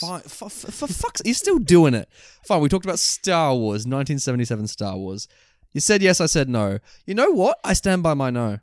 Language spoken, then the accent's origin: English; Australia; this makes me so happy to be an Aussie